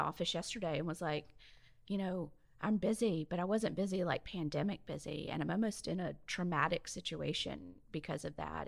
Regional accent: Mobile, Alabama, United States; moved away as an adult; also born or lived in Northern California / Oregon / Jacksonville, Florida / Saint Augustine, Florida; now in Ocean Springs, United States; growing up in Mobile

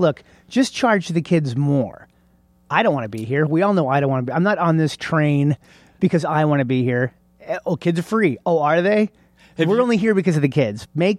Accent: Oscoda, Michigan, United States; So, I lived in Oscoda, Michigan, which is, way north.

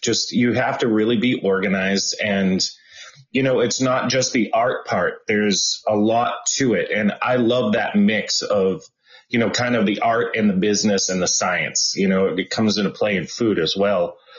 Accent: Boston, Massachusetts, United States; moved away as an adult; also born or lived in Berkeley / Los Angeles; I am from Boston and I grew up in Boston.

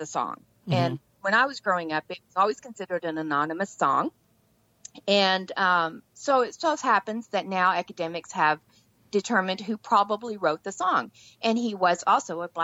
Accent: Texas, United States; I grew up in Texas

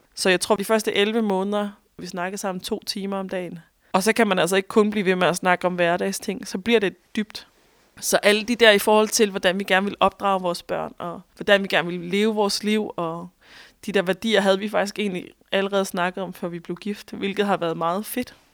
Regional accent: Thisted, North Denmark Region, Denmark; moved away as an adult; also born or lived in Australia; en dreng fra Tisted, hvor jeg voksede op.

